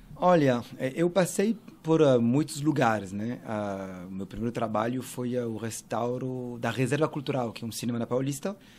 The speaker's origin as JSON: {"language": "Portuguese", "town": "Paris", "region": "Île-de-France", "country": "France", "tie": "born or raised there", "second_language": "Portuguese", "moved": "as an adult", "lives_now": "São Paulo, Brazil", "said": "E eu nasci em Paris, uh, em 80"}